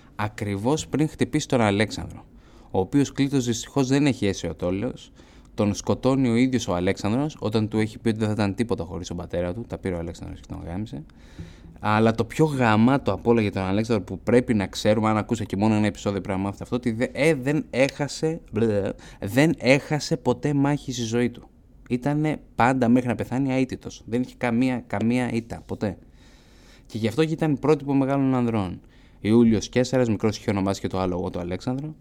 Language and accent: Greek; Elounda, Crete, Greece; από το χωριό μου την Ελούντα